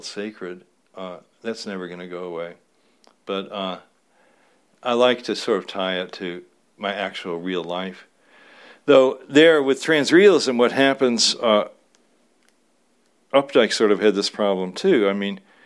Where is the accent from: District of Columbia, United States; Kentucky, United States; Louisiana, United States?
Kentucky, United States; Louisville; me growing up in Louisville, Kentucky